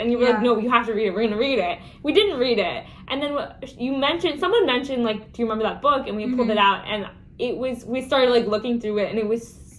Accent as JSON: {"language": "English", "region": "Washington", "country": "United States", "tie": "born or raised there", "also_born_or_lived": "Colorado / California", "said": "I was born in Colorado, but we moved to California for 2 years and then we moved to Washington, but I like came to Washington when I was in first grade."}